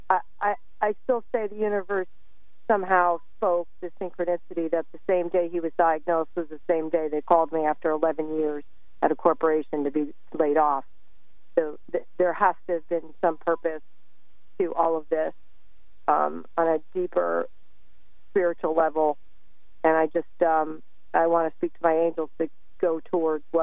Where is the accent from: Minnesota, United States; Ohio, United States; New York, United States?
New York, United States; I always listen to you. I'm a transplant from New York.